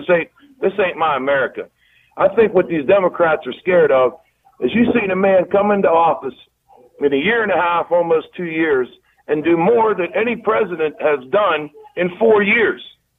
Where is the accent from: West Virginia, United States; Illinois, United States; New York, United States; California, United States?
West Virginia, United States; I'm from West Virginia.